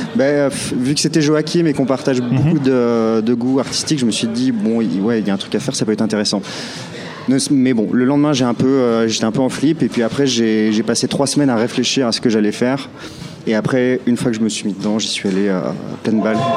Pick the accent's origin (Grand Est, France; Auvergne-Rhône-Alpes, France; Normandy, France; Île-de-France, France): Auvergne-Rhône-Alpes, France; Clermont-Ferrand; à Clermont-Ferrand, mhm. dans ma ville natale